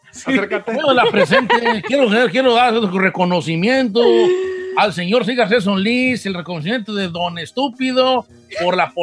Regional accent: Mexico; moved away; also born or lived in Long Beach, California; como buen mexicano

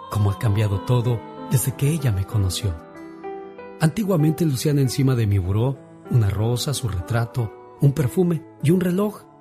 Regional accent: Monterrey, Nuevo León, Mexico; moved away; Un día salí de Monterrey, Nuevo León, México, pero Monterrey nunca salió de mí.

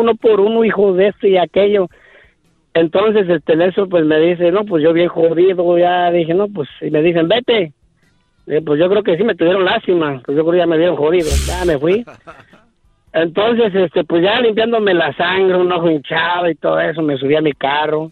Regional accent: Michoacán, Mexico; moved away; soy de Michoacán

